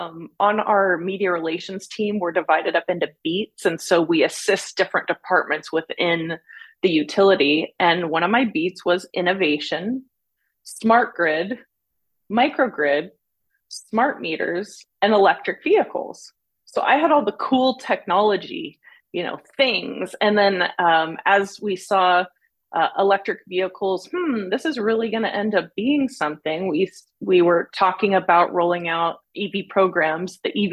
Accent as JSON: {"language": "English", "town": "San Diego", "region": "California", "country": "United States", "tie": "born or raised there", "also_born_or_lived": "New York / Germany", "said": "Actually born in New York, but raised in San Diego. My dad was in the Air Force. We moved to Germany, but then back to San Diego."}